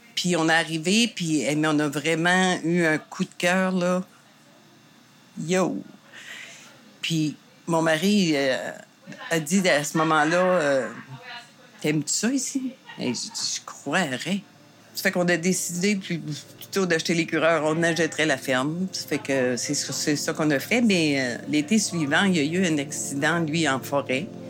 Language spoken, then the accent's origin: French; Saint-Quentin, New Brunswick, Canada; moved away as an adult; now in Gaspésie, Canada; je viens du Nouveau-Brunswick à Saint-Quentin